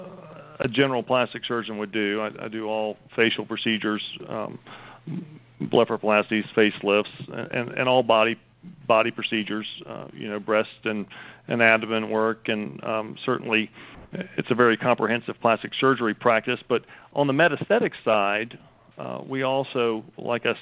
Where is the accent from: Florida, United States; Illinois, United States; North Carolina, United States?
North Carolina, United States; Raleigh; moved away as an adult; also born or lived in Virginia / Kansas City; I'm originally from Raleigh, so I've come back to my own hometown to practice medicine